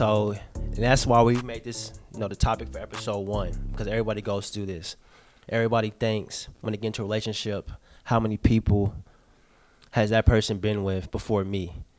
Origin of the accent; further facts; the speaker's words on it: Nashville, Tennessee, United States; from Nashville, Tennessee, born and raised.